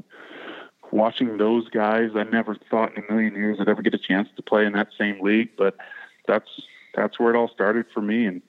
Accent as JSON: {"language": "English", "town": "Kirkwood", "region": "Missouri", "country": "United States", "tie": "born or raised there", "said": "I grew up in Kirkwood, Missouri, so about 20 minutes west of downtown St. Louis."}